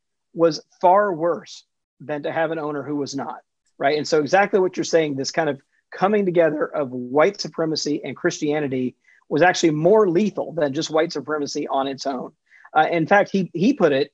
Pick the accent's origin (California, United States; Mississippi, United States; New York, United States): Mississippi, United States; Jackson; I grew up in Jackson, Mississippi in the 70s and 80s